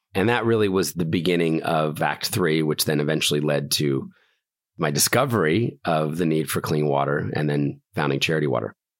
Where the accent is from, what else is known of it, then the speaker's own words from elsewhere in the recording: Philadelphia, Pennsylvania, United States; also born or lived in New York City; I was born in Philadelphia, middle class family